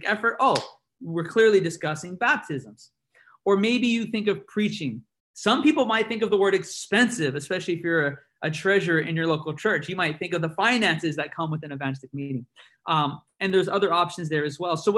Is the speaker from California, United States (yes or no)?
yes; San Bernardino, California, United States; I come from San Bernardino, California